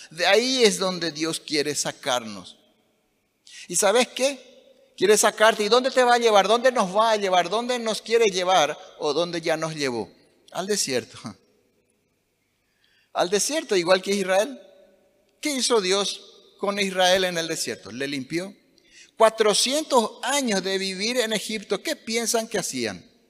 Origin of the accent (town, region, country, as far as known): Paraguay